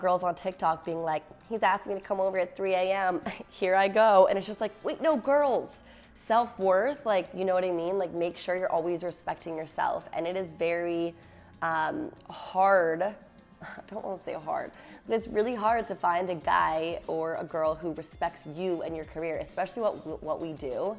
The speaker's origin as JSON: {"language": "English", "region": "Virginia", "country": "United States", "said": "I'm from Virginia"}